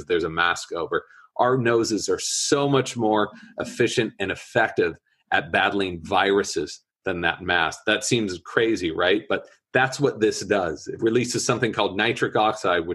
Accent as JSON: {"language": "English", "area": "Orange County", "region": "California", "country": "United States", "tie": "born or raised there", "moved": "as an adult", "lives_now": "San Francisco, United States", "said": "I grew up in Orange County, behind the Orange Curtain"}